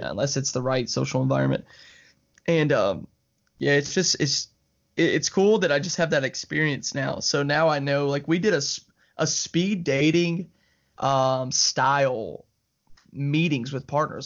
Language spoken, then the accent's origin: English; Alabama, United States; I'm from Alabama. Uh, you know, we're, like, twenty minutes from Georgia